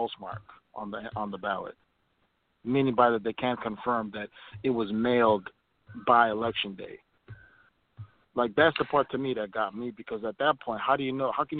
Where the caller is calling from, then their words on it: Minneapolis, Minnesota, United States; I'm calling from Minneapolis.